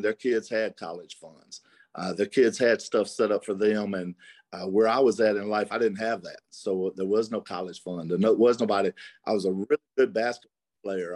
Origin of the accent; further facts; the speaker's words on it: Mississippi, United States; and I was from Mississippi.